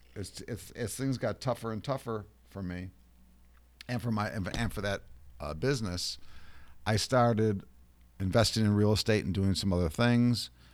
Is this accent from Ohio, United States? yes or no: yes; Ohio, United States; moved away as an adult; now in New York, United States; I grew up in Ohio